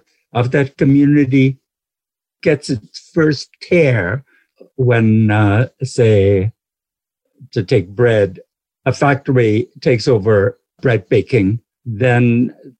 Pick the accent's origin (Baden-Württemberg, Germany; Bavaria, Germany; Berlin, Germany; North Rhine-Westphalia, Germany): Baden-Württemberg, Germany; Black Forest; I grew up in the Black Forest